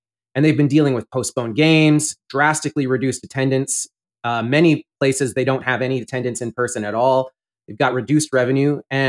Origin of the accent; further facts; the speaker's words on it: Canada; moved away as an adult; now in Arizona, United States; I grew up in Canada.